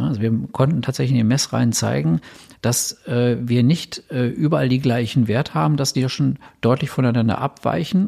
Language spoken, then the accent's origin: German; Berlin, Germany; Als, als Berliner